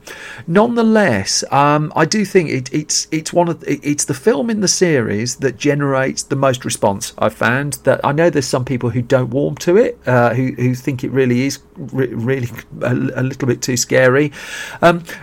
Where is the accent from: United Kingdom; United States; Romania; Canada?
United Kingdom; Birmingham, West Midlands; I grew up in Birmingham